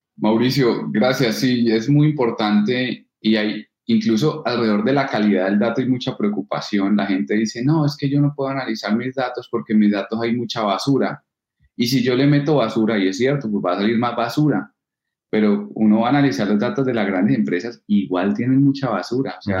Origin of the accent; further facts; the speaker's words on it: Norte de Santander, Colombia; accent: paisa; moved away as an adult; also born or lived in Cartagena; now in Medellín, Colombia; viví en Norte de Santander porque mi padre estuvo trabajando en el norte de Santander casi toda su vida y por eso viví 14 años en, Santander